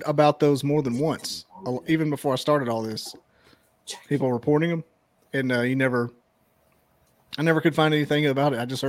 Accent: Scottsboro, Alabama, United States; So I started off with friends from back home, because I'm from Scottsboro. So I had just small towns. Everybody knew everybody.

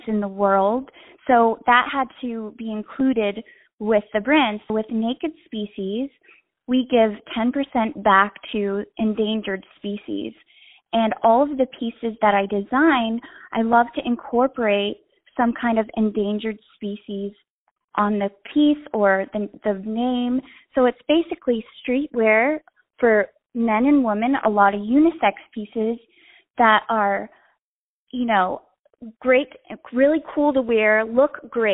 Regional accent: North Carolina, United States; moved away as an adult; also born or lived in Florida; So I grew up in North Carolina in a small town right outside of Raleigh.

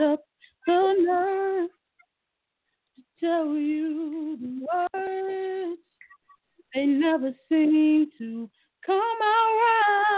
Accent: Washington, District of Columbia, United States; I'm from Washington D.C. And I mean, where did I come from? I came from D.C.

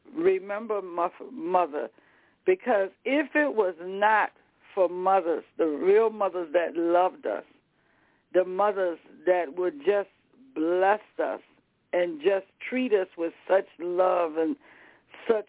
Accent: the South, United States; I'm from the South.

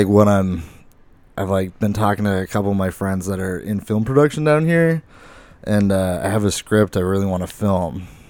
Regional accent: Lake Havasu City, Arizona, United States; I'm from Lake Havasu

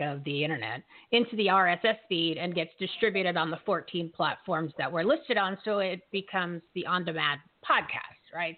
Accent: Bridgewater, New Jersey, United States; I'm from Bridgewater.

